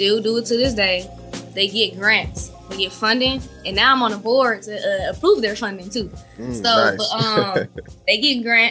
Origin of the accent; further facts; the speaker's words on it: Milwaukee, Wisconsin, United States; moved away as an adult; now in Atlanta, United States; I'm born and raised in Milwaukee. North side of Milwaukee